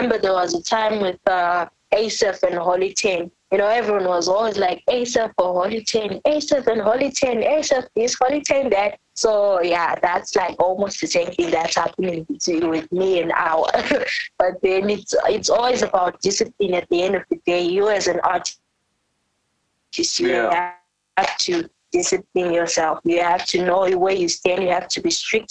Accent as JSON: {"language": "English", "country": "South Africa", "tie": "born or raised there", "first_language": "Ndebele", "second_language": "English", "moved": "yes", "lives_now": "Bulawayo, Zimbabwe", "said": "the reason why I sing like this is because I was raised in South Africa."}